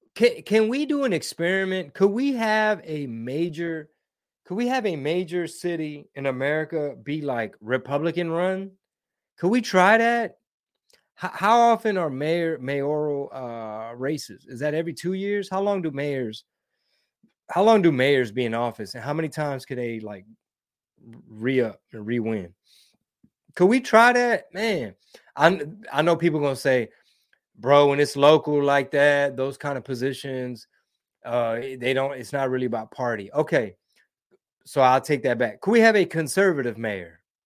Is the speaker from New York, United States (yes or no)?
no; Houston, Texas, United States; I'm born and raised in Houston